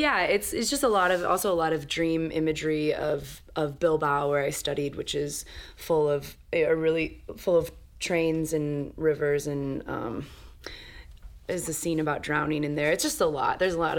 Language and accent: English; Dixon, Illinois, United States; now in Chicago, United States; We all live in Chicago, but we grew up in... I grew up in Dixon, Illinois.